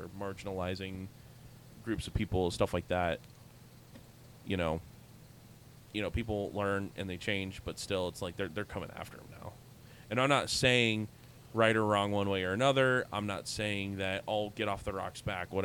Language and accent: English; Pickerington, Ohio, United States; my hometown high school